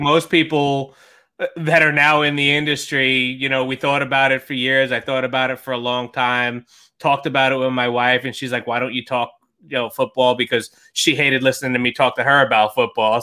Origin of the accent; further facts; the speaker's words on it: New York, United States; I'm a New Yorker